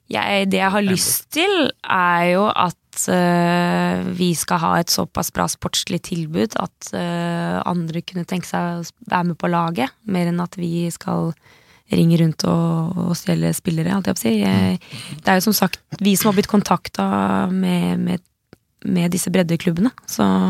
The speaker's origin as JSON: {"language": "Norwegian", "town": "Slemmestad", "region": "Buskerud", "country": "Norway", "said": "jeg er fra Buskerud. Eh, Slemmestad. Det er ikke så langt fra Drammen"}